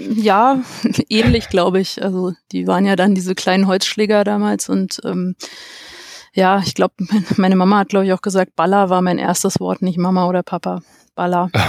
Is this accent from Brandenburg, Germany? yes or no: yes; Stahnsdorf, Brandenburg, Germany; aus Starnsdorf bei Berlin